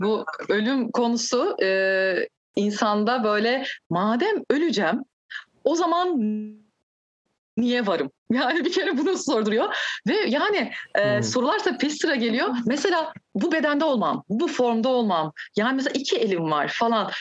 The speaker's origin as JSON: {"language": "Turkish", "country": "Turkey", "tie": "born or raised there", "also_born_or_lived": "Kadıköy", "said": "Türkiye'de doğdum."}